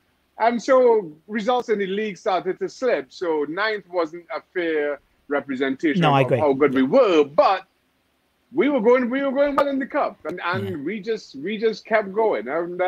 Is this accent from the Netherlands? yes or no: no; Trinidad & Tobago; You know, I grew up in Trinidad Tobago where, you know, you had two channels on TV.